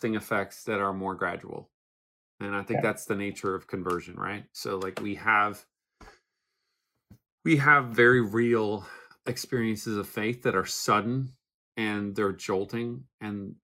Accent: Newfoundland and Labrador, Canada; moved away as an adult; now in Phoenix, United States; I grew up in Newfoundland, Canada. I lived there for 20 years.

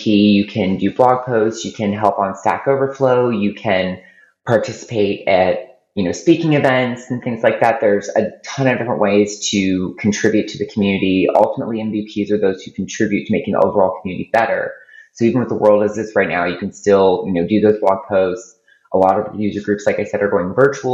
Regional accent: Ohio, United States; now in Tampa, United States; I live in Tampa, Florida, but I'm originally from Ohio

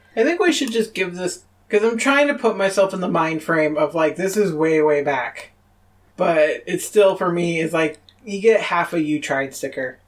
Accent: Rochester, New York, United States; my hometown of Rochester, New York

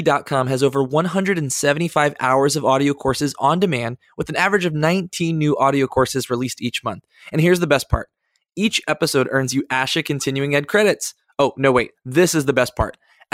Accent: Virginia, United States; we're both from Virginia

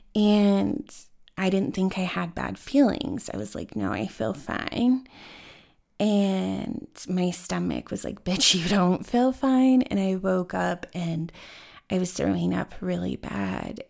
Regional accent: Denver, Colorado, United States; growing up in Denver

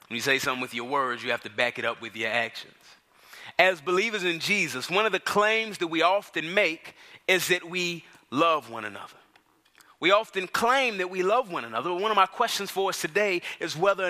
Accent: Dallas, Texas, United States; now in Atlanta, United States; I grew up in Dallas, Texas.

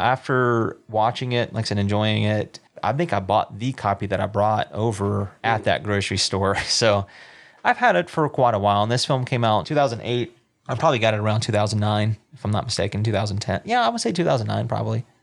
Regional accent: South Carolina, United States; growing up in South Carolina

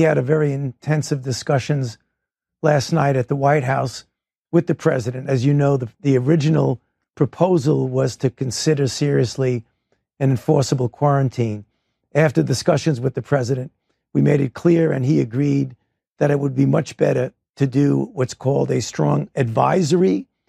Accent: New York, United States; That's terrible suffering from the people of New York, which I feel myself personally as a New Yorker.

